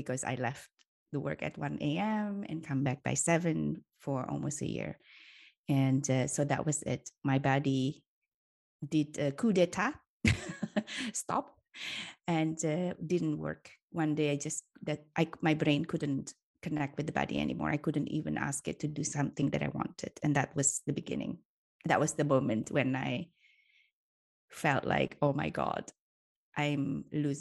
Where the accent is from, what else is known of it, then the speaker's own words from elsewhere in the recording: Indonesia; moved away as an adult; now in Switzerland; I grew up in Indonesia for most of my life.